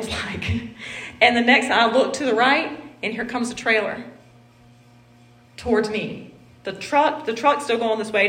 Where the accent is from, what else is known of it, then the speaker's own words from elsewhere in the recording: the South, United States; accent: southern; that's my southern accent